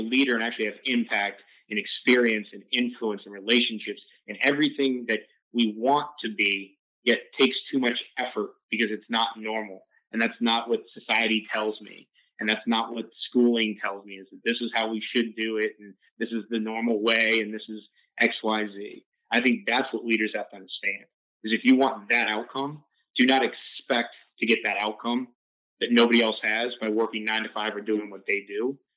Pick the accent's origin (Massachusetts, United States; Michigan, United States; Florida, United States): Florida, United States; grew up in Florida, Florida State. 561 is my hometown area code.